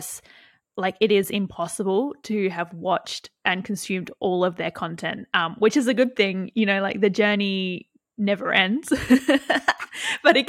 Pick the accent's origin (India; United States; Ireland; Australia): Australia; I'm from Australia